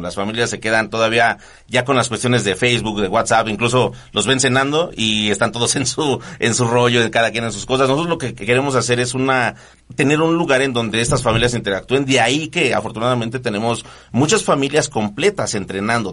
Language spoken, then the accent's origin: Spanish; Nezahualcóyotl, State of Mexico, Mexico; somos de Nesa, Ciudad Nesa